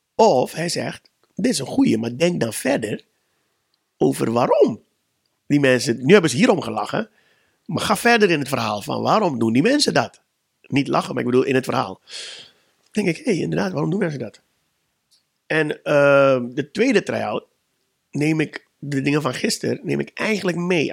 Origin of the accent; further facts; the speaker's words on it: Suriname; moved away; Ik kom uit Suriname